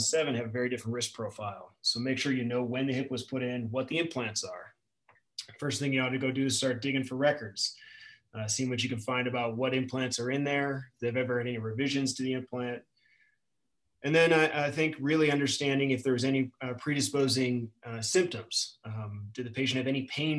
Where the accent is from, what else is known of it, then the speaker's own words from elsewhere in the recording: Chicagoland area suburbs, Illinois, United States; moved away; I grew up around the Chicagoland area in the suburbs, and moving to the city, moving out here was a totally different experience